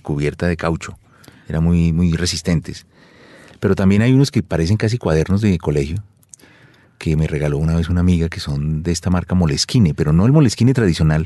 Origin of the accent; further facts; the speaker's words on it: Colombia; soy colombiano